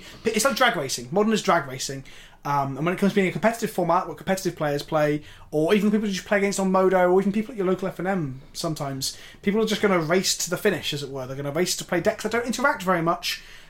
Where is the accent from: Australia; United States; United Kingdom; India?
United Kingdom; I'm as British as ever